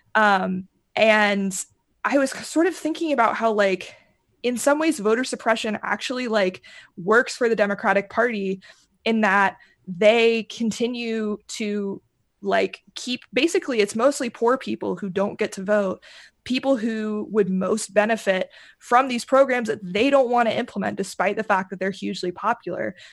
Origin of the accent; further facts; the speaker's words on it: Kentucky, United States; moved away; I'm originally from Kentucky.